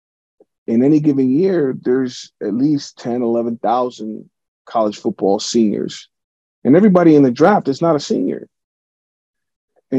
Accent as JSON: {"language": "English", "town": "Pittsburgh", "region": "Pennsylvania", "country": "United States", "tie": "born or raised there", "said": "my hometown team, the Steelers"}